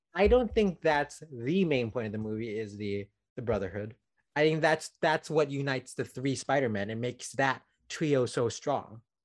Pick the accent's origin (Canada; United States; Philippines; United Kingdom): Philippines; as a Filipino